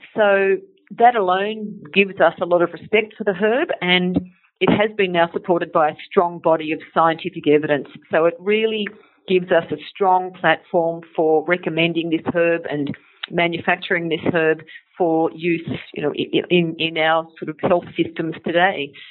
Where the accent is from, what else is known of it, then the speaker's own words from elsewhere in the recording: Sydney, New South Wales, Australia; I'm from Sydney